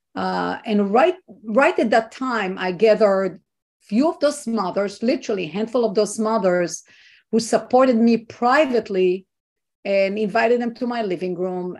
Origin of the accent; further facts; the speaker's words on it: Israel; now in United States; i was not born here i was not raised here i am an immigrant and i'm coming from what i think is a free country israel